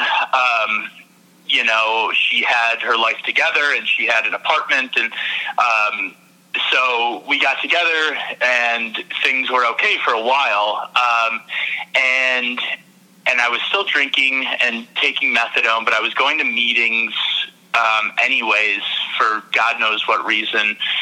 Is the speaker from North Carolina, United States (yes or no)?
no; Michigan, United States; moved away as an adult; also born or lived in New York; I'm in Michigan now, and I'm originally from Michigan